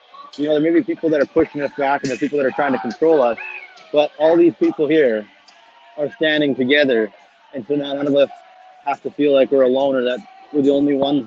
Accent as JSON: {"language": "English", "country": "Canada", "said": "we're Canadian"}